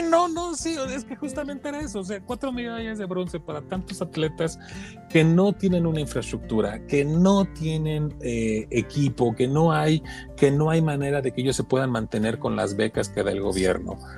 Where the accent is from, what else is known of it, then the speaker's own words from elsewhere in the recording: Mexico; como mexicano